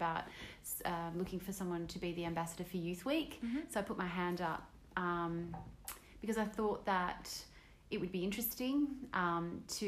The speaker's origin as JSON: {"language": "English", "town": "Sydney", "region": "New South Wales", "country": "Australia", "tie": "born or raised there", "said": "I grew up in Reid"}